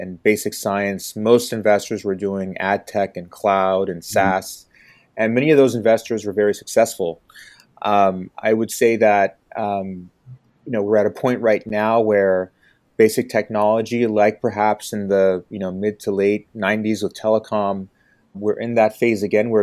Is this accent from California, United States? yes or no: yes; Bay Area, California, United States; also born or lived in Detroit; I grew up in the Bay Area